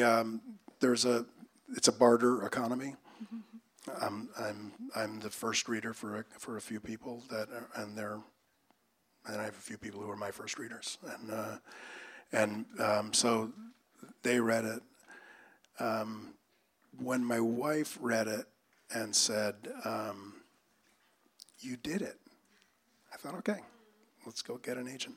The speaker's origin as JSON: {"language": "English", "region": "East Coast", "country": "United States", "tie": "born or raised there", "said": "So I grew up on the East Coast, and so one of the things I had to do as a kid was shovel snow."}